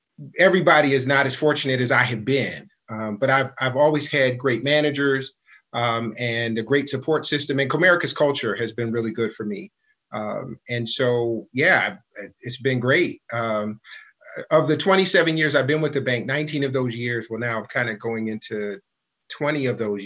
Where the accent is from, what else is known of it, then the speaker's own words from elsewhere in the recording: Detroit, Michigan, United States; also born or lived in California / Germany; I grew up in Detroit, moved here from California when I was 4 and a half